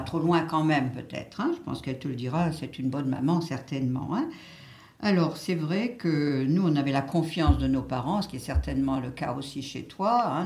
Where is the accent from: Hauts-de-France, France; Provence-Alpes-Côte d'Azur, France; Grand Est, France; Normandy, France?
Grand Est, France; Béning; mon village natal de Bénin